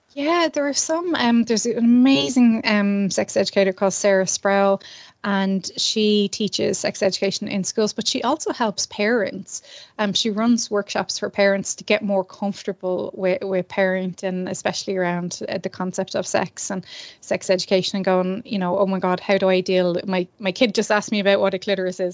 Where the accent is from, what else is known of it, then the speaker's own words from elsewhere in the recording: Ireland; as Irish people